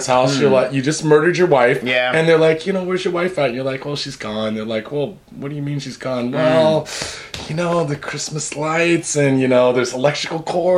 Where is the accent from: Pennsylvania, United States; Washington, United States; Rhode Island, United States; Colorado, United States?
Washington, United States; Seattle; now in Japan; I'm from Seattle and we have awful roads